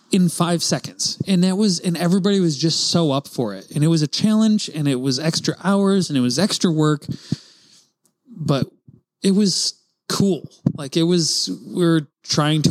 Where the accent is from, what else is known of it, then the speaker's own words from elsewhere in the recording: Rochester, New York, United States; I'm from Rochester, New York